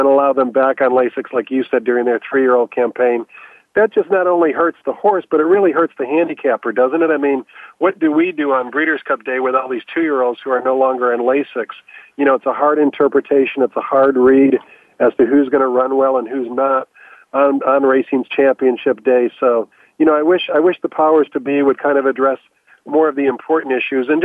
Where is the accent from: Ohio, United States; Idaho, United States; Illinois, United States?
Illinois, United States; Chicago; now in Southern California, United States; I was born and raised in Chicago